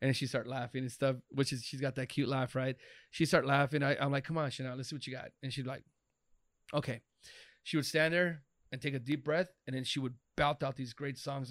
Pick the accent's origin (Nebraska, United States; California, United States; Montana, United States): California, United States; Los Angeles; born and raised in East L